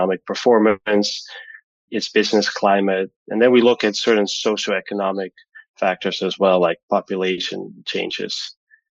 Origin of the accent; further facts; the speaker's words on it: Amsterdam, North Holland, Netherlands; now in Connecticut, United States; I grew up in Amsterdam, the Netherlands.